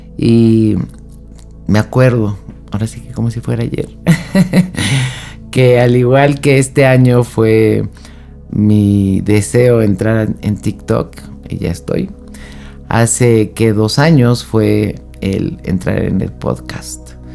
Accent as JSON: {"language": "Spanish", "country": "Mexico", "said": "México, que es de donde yo soy"}